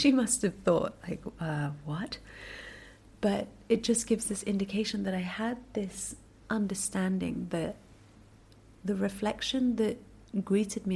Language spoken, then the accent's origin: English; United Kingdom; also born or lived in Singapore; I spent most of my life in the UK because I went to boarding school there and went on to, go to university there and work there